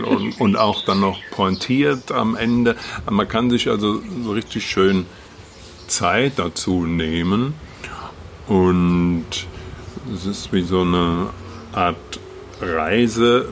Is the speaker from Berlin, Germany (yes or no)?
no; Wetterau, Hesse, Germany; moved away; Ich komme ja aus der Wetterau ursprünglich.